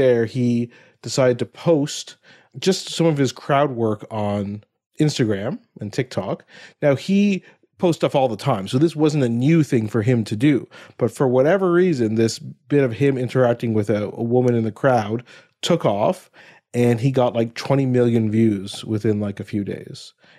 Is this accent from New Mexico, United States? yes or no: no; Ohio, United States; And I grew up in Ohio